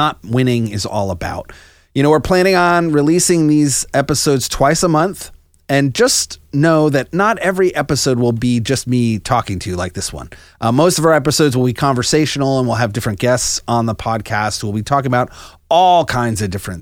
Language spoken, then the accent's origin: English; Northwest New Jersey, United States; also born or lived in upstate New York; now in Gainesville, United States; I'm originally from Northwest New Jersey